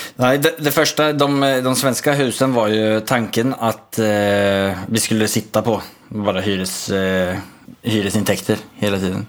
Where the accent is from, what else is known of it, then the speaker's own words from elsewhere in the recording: Sweden; now in Norway; jag är svensk